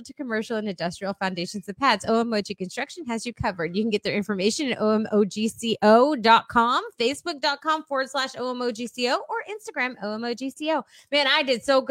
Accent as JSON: {"language": "English", "region": "South Texas", "country": "United States", "said": "I'm from South Texas"}